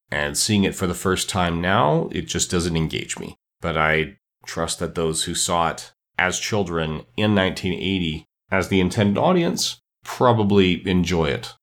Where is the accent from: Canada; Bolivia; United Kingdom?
Canada; Edmonton, Alberta; my hometown of Edmonton, Alberta, Canada